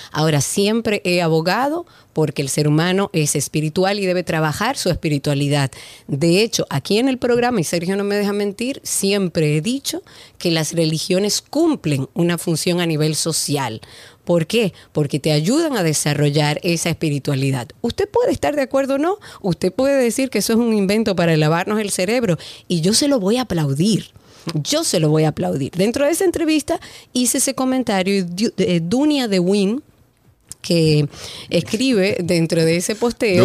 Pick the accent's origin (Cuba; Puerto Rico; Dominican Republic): Dominican Republic